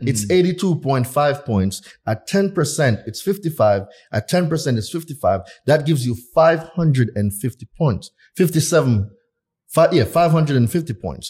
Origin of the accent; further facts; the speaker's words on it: Jamaica; moved away as an adult; I'm not from here. I was born in Jamaica. At nineteen years old, I left Jamaica